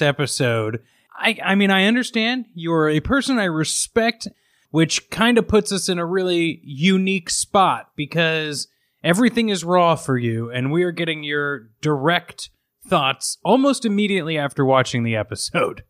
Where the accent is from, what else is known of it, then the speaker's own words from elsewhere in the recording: Midwest, United States; a dumb kid growing up in the Midwest